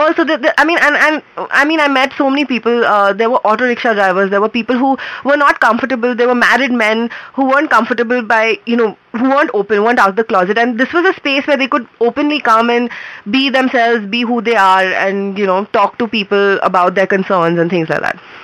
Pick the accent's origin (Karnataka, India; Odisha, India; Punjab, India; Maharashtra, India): Maharashtra, India; Mumbai; moved away as an adult; also born or lived in Bangalore; I'm from Bombay